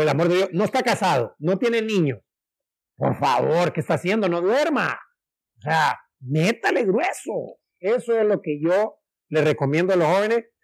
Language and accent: Spanish; Trinidad, Santa Bárbara, Honduras; que yo soy de Orica, que soy de Trinidad Santa Bárbara